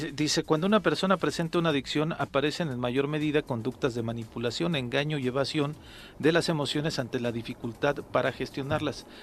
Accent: Mexico; idiosincrasia como mexicanos

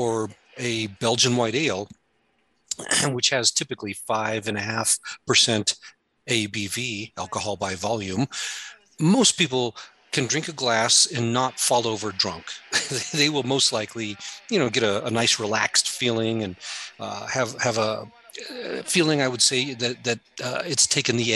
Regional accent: Colorado, United States; when I was young, growing up in Colorado

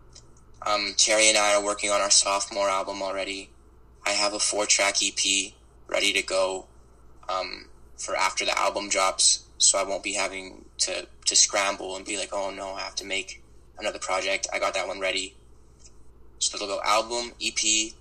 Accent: Vancouver, British Columbia, Canada; also born or lived in Toronto; my team is in my hometown

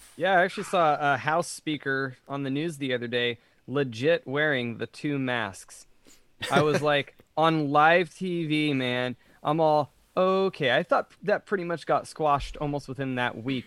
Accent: California, United States; being Californian

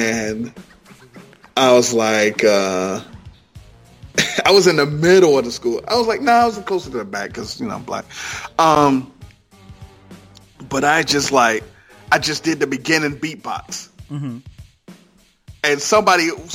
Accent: Ohio, United States; moved away; I'm originally from Ohio

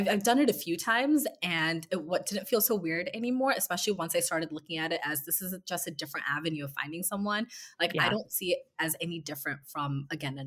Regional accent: West Coast, United States; moved away as an adult; now in New York, United States; I am from the West Coast, and I've been living in New York for a few years now.

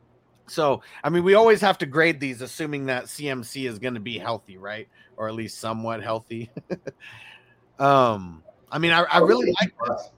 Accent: San Diego, California, United States; moved away as an adult; now in Las Vegas, United States; my hometown league, the San Diego Green Bowl forever

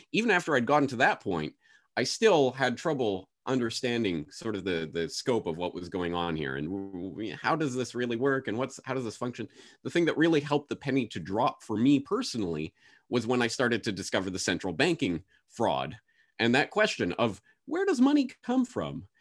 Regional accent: Canada; moved away as an adult; now in Japan; I was going back to Canada

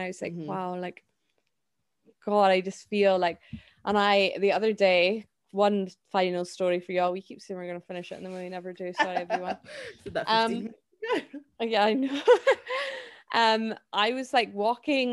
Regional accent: Scotland, United Kingdom; as a Scottish person

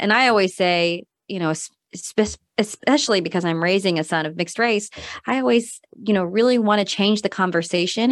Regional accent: Missouri, United States; moved away as an adult; also born or lived in Korea / North Carolina / Madison, Wisconsin / Seattle, Washington; moved um, as an adoptee to Missouri, and that's where I grew up. So, um, grew up in a pretty rural area in Missouri, just outside of Kansas City

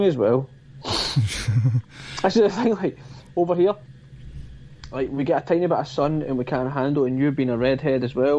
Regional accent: Glasgow, Scotland, United Kingdom; accent: broad Scottish Glasgow; with my fucking broad Scottish Glasgow accent

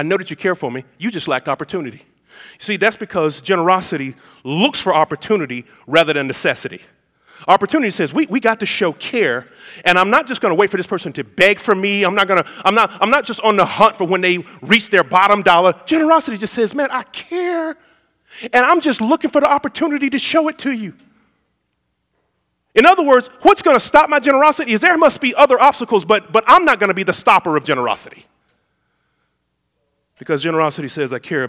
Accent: United States; being an American

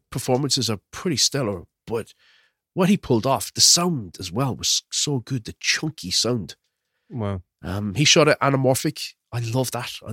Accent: Ireland; I am Irish, like, Will.

